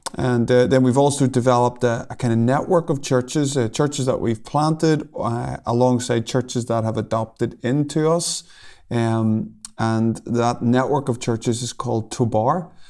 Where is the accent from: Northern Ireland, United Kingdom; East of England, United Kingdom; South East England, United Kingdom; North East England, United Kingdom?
Northern Ireland, United Kingdom; Lurgan; I come from a place called Lurgan, which is, uh, about half an hour from Belfast